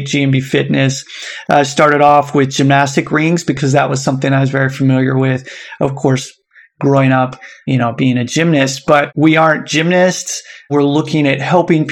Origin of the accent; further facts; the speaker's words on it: United States; moved away as an adult; now in Osaka, Japan; I grew up in the United States